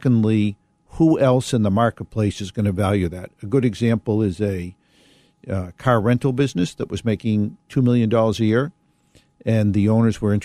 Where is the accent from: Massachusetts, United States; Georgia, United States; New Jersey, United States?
Massachusetts, United States; Boston; I grew up in Boston, Mass